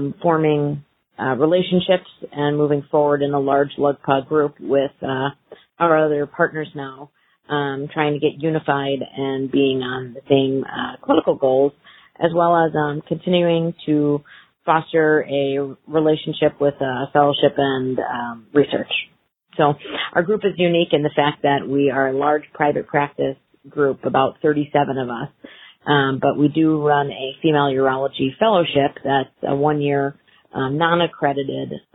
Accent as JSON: {"language": "English", "region": "East Coast", "country": "United States", "also_born_or_lived": "Buffalo, New York", "moved": "as an adult", "lives_now": "Minneapolis, United States", "said": "I'm originally from the East Coast, trained in Buffalo, New York"}